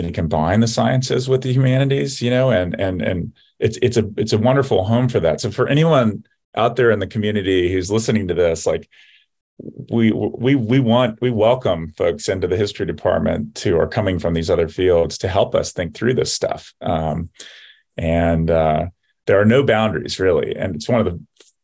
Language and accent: English; the American South, United States; moved away as an adult; now in Ohio, United States; I came from the American South